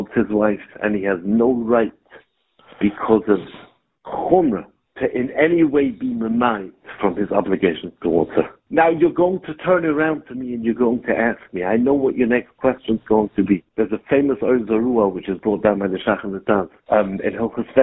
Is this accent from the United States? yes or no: no; Gateshead, North East England, United Kingdom; I was born in Gated. Yeah. And I grew up 5 houses down from